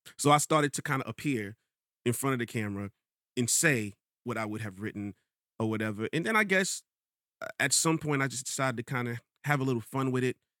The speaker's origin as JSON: {"language": "English", "region": "New York", "country": "United States", "also_born_or_lived": "Rochester, New York", "said": "I'm from Queens"}